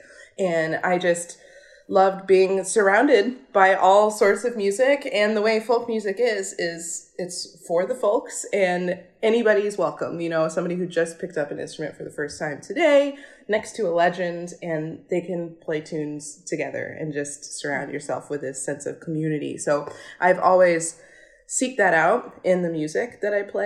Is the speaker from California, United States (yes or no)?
no; rural Kentucky, United States; I grew up in Kentucky, rural Kentucky